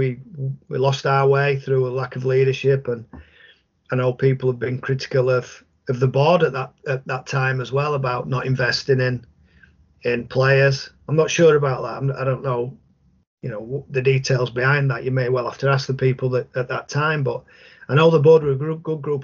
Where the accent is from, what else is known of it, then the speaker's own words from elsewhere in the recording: Featherstone, Yorkshire and the Humber, United Kingdom; my hometown club